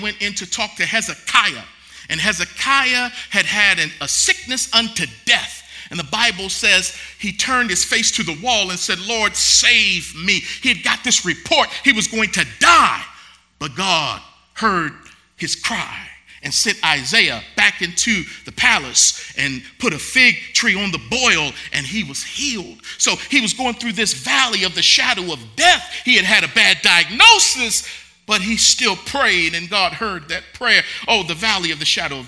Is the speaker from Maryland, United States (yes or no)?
yes; Baltimore, Maryland, United States; moved away; Baltimore, my hometown